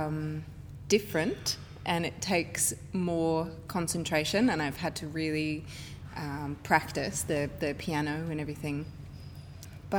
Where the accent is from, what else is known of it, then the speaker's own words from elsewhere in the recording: Sydney, New South Wales, Australia; I'm from Sydney